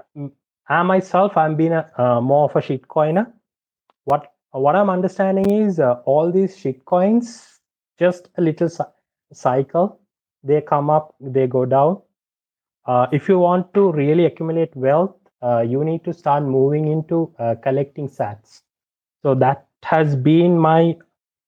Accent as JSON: {"language": "English", "country": "Sri Lanka", "tie": "born or raised there", "said": "I'm from Sri Lanka. I've been my entire life"}